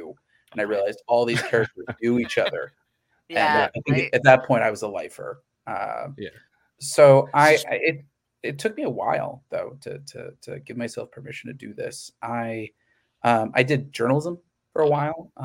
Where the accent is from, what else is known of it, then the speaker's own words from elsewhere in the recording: Missouri, United States; I grew up in the Midwest. I grew up in Missouri